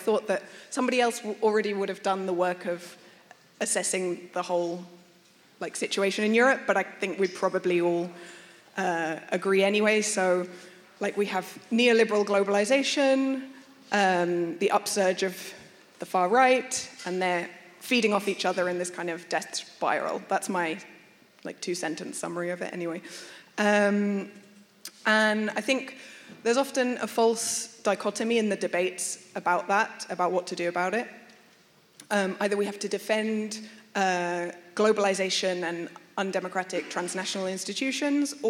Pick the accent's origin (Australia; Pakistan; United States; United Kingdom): United Kingdom; London; moved away as an adult; now in Barcelona, Spain; I'm not Catalan. I'm originally from London. I've been living in Barcelona for 10 years